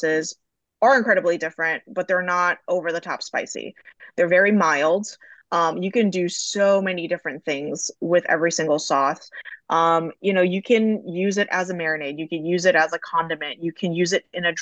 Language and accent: English; Dearborn, Michigan, United States; I grew up in Dearborn, Michigan, which is predominantly Middle Eastern